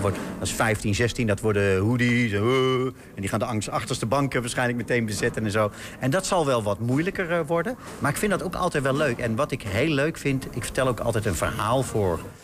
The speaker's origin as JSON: {"language": "Dutch", "region": "North Brabant", "country": "Netherlands", "moved": "yes", "lives_now": "Amsterdam, Netherlands", "said": "ik ben Brabander. Ik woon in Amsterdam"}